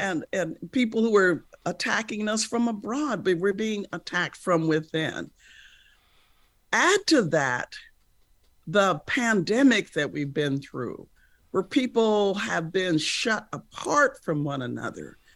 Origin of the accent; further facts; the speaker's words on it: United States; as an American